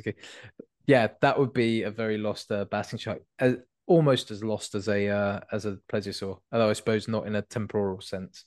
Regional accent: Devon, South West England, United Kingdom; I was born in Devon

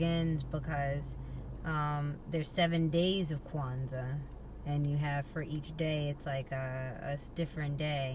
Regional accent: United States; we're American.

